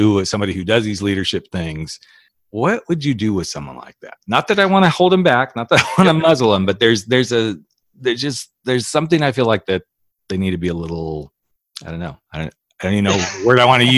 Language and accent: English; Napa Valley, California, United States; I grew up in the Napa Valley.